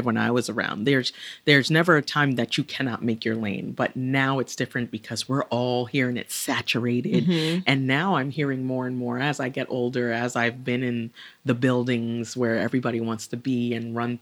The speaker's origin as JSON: {"language": "English", "town": "New York City", "region": "New York", "country": "United States", "tie": "born or raised there", "said": "as a New Yorker, talking to a New Yorker from the borough I was born in, Brooklyn"}